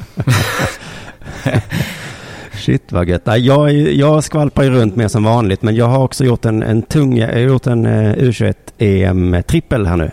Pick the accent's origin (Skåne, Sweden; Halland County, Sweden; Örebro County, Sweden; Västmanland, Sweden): Skåne, Sweden; Lund; i min hemstad